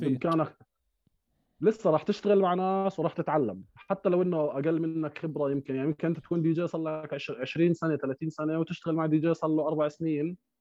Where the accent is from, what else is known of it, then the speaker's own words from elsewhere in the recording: Amman, Amman Governorate, Jordan; احنا برضه كنا جيران نوعا ما انا يعني كنت براسا